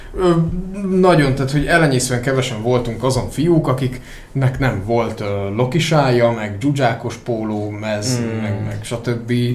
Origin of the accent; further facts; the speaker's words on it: a village near Debrecen, Hajdú-Bihar, Hungary; én egy faluban nőttem fel. Nyilván Debrecenhez közel is rendszeresen jártam Debrecenbe